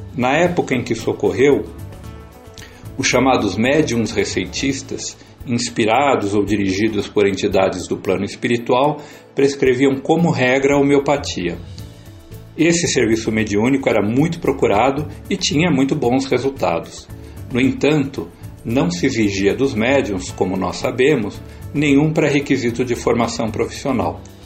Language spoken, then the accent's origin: Portuguese; São Paulo, Brazil; Sou paulistano, mas de família francana